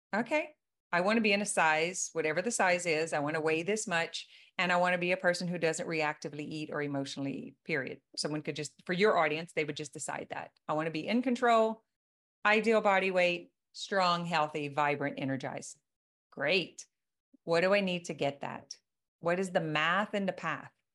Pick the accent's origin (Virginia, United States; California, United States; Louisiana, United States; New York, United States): Louisiana, United States; I am from Louisiana